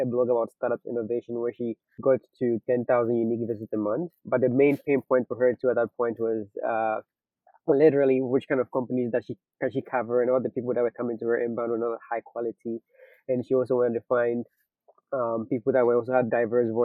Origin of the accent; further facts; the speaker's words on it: Ghana; moved away; So I'm originally from Ghana. So I got into college at 17, and I got my first laptop when I got to college in Ghana.